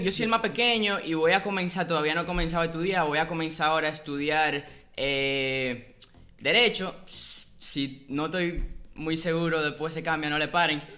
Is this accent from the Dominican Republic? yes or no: yes; Dominican Republic; como dominicano